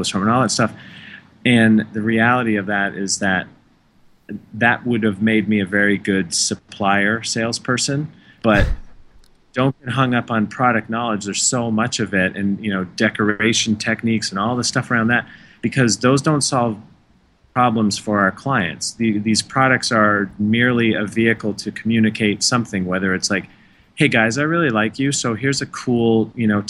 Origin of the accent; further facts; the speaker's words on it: Canada; now in United States; I am Canadian